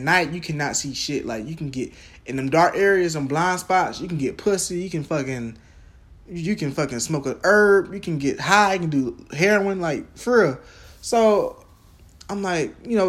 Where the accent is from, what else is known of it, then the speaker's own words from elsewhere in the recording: Jacksonville, Florida, United States; I'm from Jacksonville, Florida